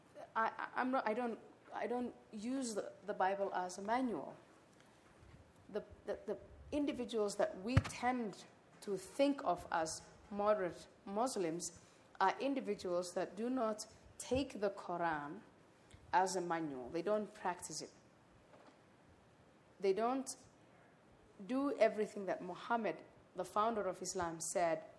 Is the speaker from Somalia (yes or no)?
yes; Somalia; I am from Somalia